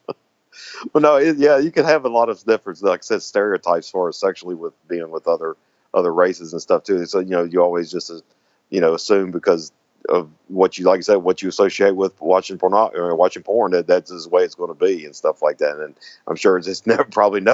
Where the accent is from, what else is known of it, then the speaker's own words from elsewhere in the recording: the South, United States; accent: Southern; I'm from the South, of course. I have a Southern some Southern accent.